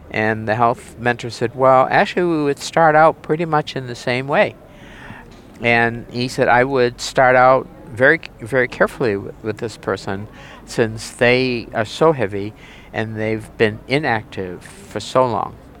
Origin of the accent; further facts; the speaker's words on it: New Hampshire, United States; I'm from the state of New Hampshire. in the U.S., and that's in the region called New England